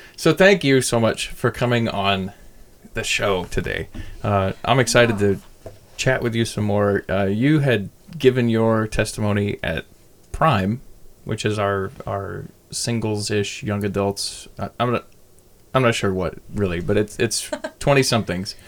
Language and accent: English; California, United States; I grew up across the bay, so my knowledge of Fremont only begins at like 2006